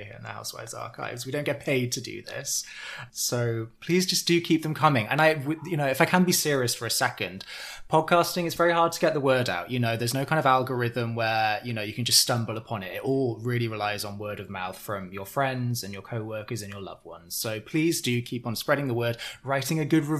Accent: United Kingdom; We're British after all

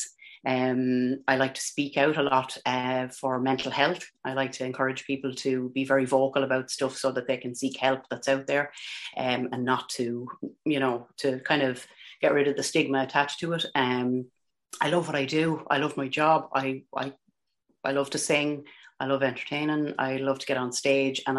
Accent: Ireland; accent: Irish; I can't deny the big Irish accent. I can't I can't claim to be from Nashville or anywhere else. I'm a total Paddy.

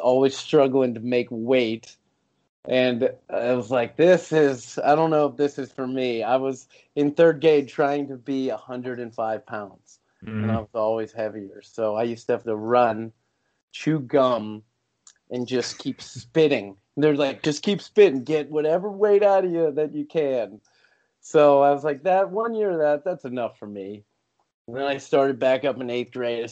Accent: Pittsburgh, Pennsylvania, United States; I was born and raised in Pittsburgh

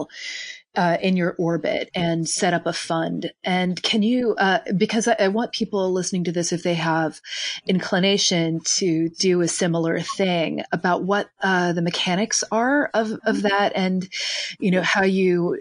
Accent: Kentucky, United States; I'm from Kentucky

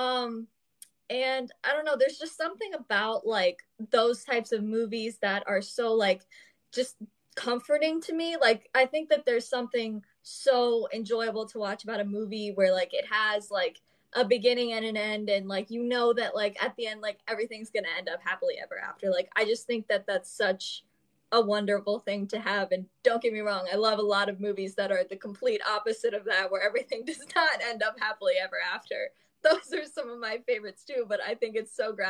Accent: southern Ohio, United States; moved away as an adult; now in Chicago, United States; I'm from Ohio and I'm kind of from like a suburb in like southern Ohio. And you know, Caitlin, like we went to the same high school

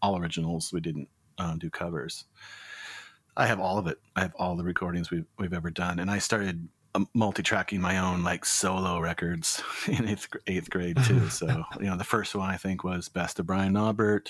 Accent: Tacoma, Washington, United States; now in Portland, United States; I'm from Tacoma.

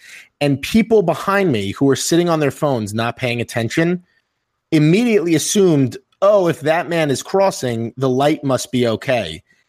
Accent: New York, United States; I'm from New York, I am so used to not making eye contact with people intentionally. I work in Manhattan

